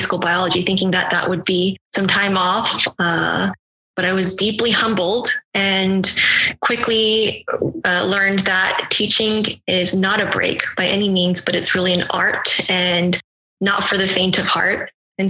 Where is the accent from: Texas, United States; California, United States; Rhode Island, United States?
Texas, United States; Houston; moved away as an adult; also born or lived in Miami; I'm originally from Houston, Texas